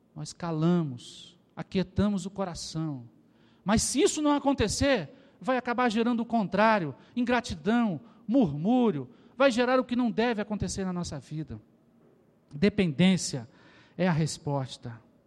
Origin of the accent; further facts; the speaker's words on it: Rio de Janeiro, Brazil; Eu sou carioca